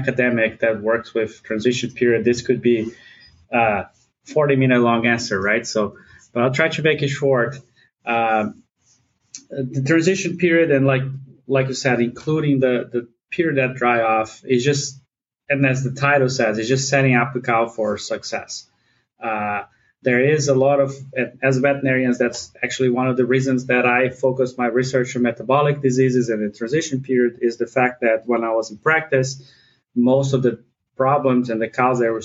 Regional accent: Brazil; moved away as an adult; also born or lived in Ithaca, New York, United States / Fort Collins, Colorado, United States; now in Minnesota, United States; I'm from Brazil, but I did a lot of my training in the U.S.

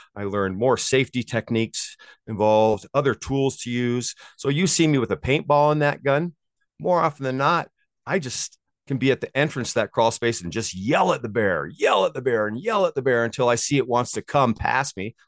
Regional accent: Maui, Hawaii, United States; moved away as an adult; now in South Lake Tahoe, United States; I grew up on Maui and I moved as a surf bum and I moved here to be a ski bum when I was 22 years 22 years old.

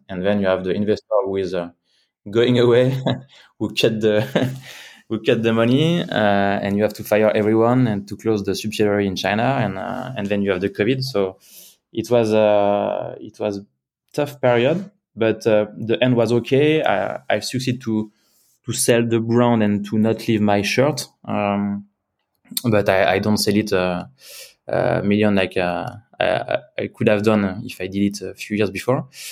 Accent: Cognac, Nouvelle-Aquitaine, France; moved away as an adult; also born or lived in Switzerland; I was born in Cognac, southwest of France.

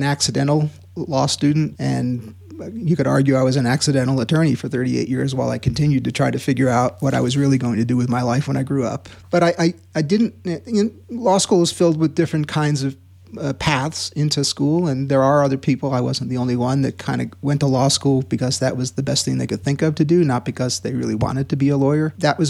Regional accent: Queens, New York, United States; also born or lived in Long Island / New Haven, Connecticut; Born in Queens, and we lived in Queens and then Long Island, and then high school was in New Haven, Connecticut.

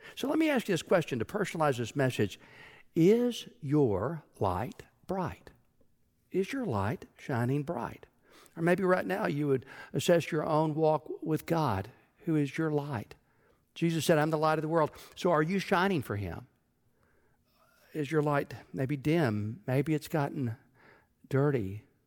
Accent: Texas, United States; When I was growing up in Texas

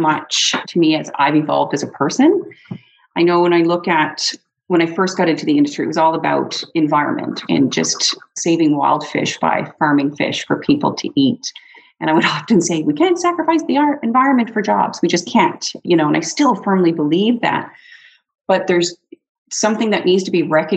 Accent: Newfoundland and Labrador, Canada; now in Campbell River, Canada; I grew up around fish. So I'm originally from Newfoundland

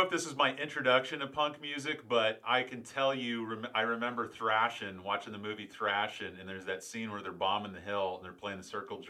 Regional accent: St. Petersburg, Florida, United States; I grew up in St. Pete. I went to St. Pete High for 2 years and Northeast High for 2 years.

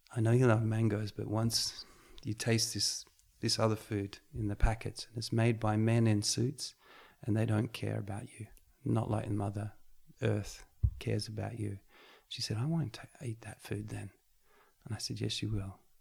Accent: Australia; I grew up in Australia eating meat pies and and Boston buns and coffee

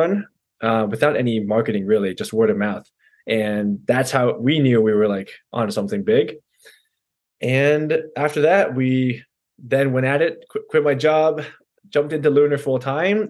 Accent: Virginia, United States; moved away as an adult; now in New York, United States; Born and raised in Virginia here and came up to New York about 10 years ago

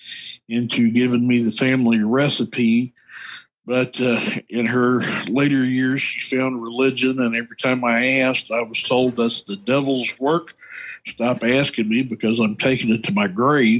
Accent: Central Kentucky, United States; I'm from Kentucky, Central Kentucky

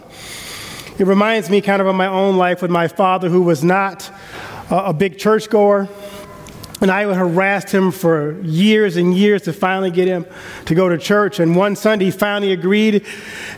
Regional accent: the South, United States; I grew up in the South, and we have a different system of honor and code down South and respect

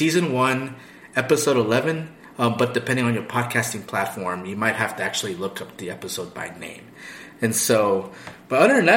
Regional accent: California, United States; I'm from California.

